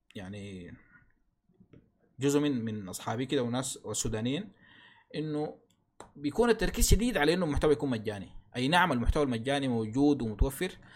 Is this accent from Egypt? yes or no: no; Sudan; عندنا في السودان